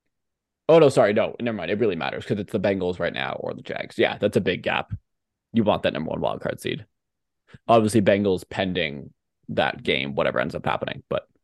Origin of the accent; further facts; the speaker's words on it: Canada; I hate as a Canadian